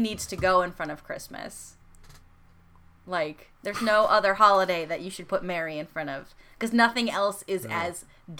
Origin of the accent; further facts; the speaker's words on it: United States; accent: American; There's not a huge difference in my American accent